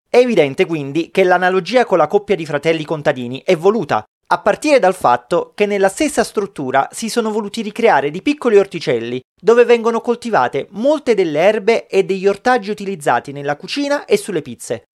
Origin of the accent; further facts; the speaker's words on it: Naples, Campania, Italy; da napoletano